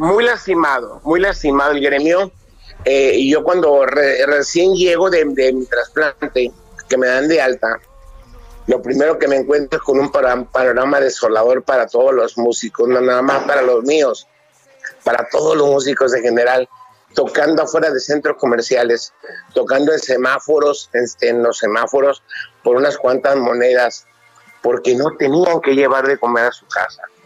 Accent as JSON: {"language": "Spanish", "country": "Mexico", "said": "nosotros como mexicanos"}